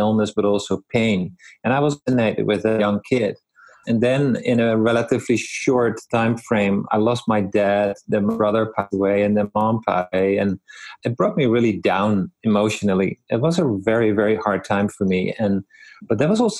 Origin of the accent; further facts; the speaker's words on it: Netherlands; moved away as an adult; now in Vernon, Canada; I grew up in the Netherlands